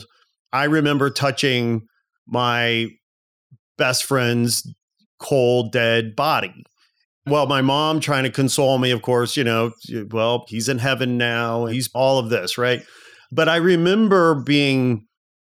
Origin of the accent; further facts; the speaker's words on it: United States; growing up in America in the 70s and 80s